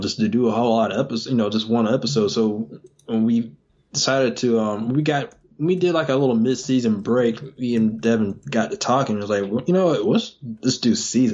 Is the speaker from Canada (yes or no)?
no; Georgia, United States; moved away as an adult; now in North Carolina, United States; I was originally from Georgia, and me and my wife, we moved up here in North Carolina